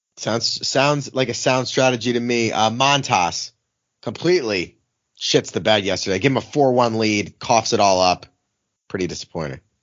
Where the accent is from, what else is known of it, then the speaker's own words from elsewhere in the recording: Philadelphia, Pennsylvania, United States; growing up in Philly, I was, like, fifteen or sixteen